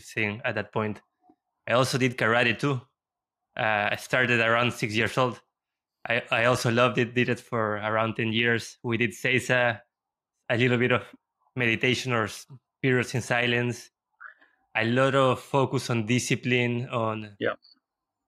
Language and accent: English; Lima, Peru; I was raised in Peru and in Lima